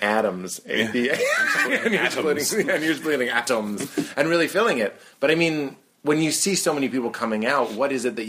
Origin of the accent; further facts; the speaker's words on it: Lexington, Massachusetts, United States; moved away; I grew up in Lexington.